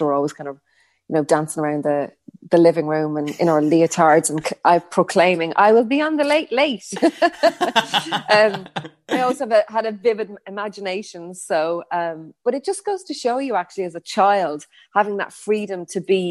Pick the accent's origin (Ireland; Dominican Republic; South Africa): Ireland; Newbridge, County Kildare; I'm originally from Newbridge in Kildare. That's where I grew up.